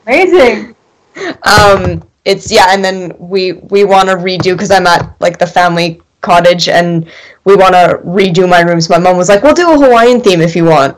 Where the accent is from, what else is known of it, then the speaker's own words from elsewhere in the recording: Canada; I am Canadian